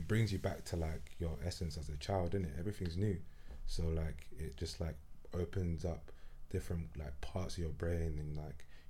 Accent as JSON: {"language": "English", "region": "London", "country": "United Kingdom", "tie": "born or raised there", "also_born_or_lived": "Amsterdam", "moved": "as an adult", "said": "growing up in South"}